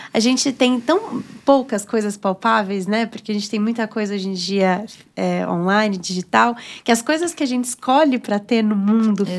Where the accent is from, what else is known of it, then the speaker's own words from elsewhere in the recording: São Paulo, Brazil; eu sou da, da periferia aqui de São Paulo, da Zona Norte.